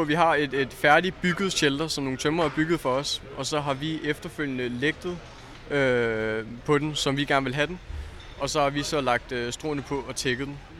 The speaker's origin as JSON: {"language": "Danish", "region": "Zealand", "country": "Denmark", "said": "Jeg er fra Sjælland"}